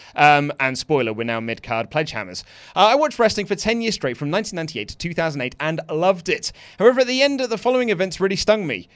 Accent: United Kingdom; I'm British

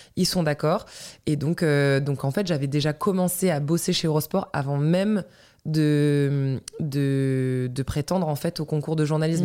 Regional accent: Breton, Brittany, France; Armor veut que je les représente en tant que bretonne

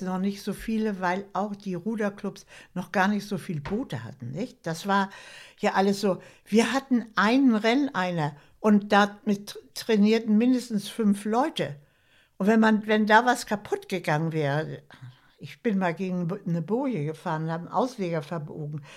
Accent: Schleswig-Holstein, Germany; Ich wohne jetzt in Schleswig-Holstein. Meine längste Zeit meines Lebens, also bin ich Schleswig-Holsteinerin.

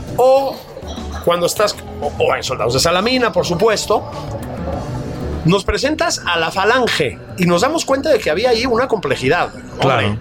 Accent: Mexico; hijos del exilio, nietos del exilio español, que nacimos en México

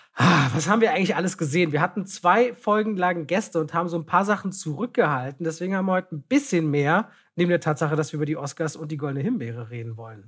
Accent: Berlin, Germany; Ich bin ja in Friedrichshain groß geworden

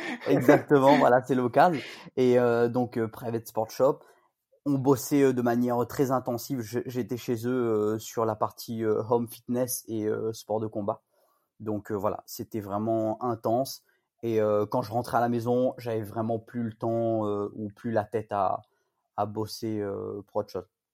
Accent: Saint-Paul, Réunion; also born or lived in Rennes; Je suis originaire de Saint-Paul, euh, West Coast

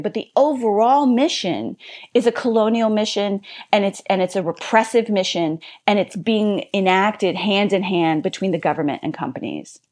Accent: Louisiana, United States; my home state of Louisiana

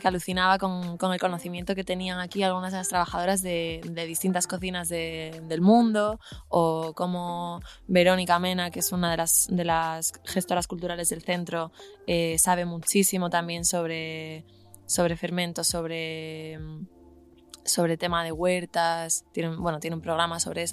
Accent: Galicia, Spain; moved away; yo soy de Galicia

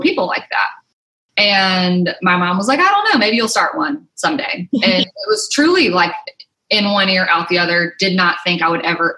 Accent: Mobile, Alabama, United States; moved away as an adult; also born or lived in Mississippi; now in Nashville, United States; I grew up in Mobile, Alabama, actually a small town right outside of Mobile

